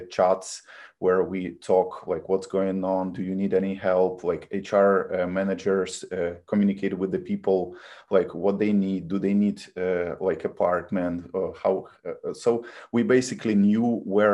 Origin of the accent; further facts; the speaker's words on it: Kyiv, Ukraine; English is a second language; moved away as an adult; now in United States; I was born in Kiev and I lived there most of my life. So Kiev, Ukraine.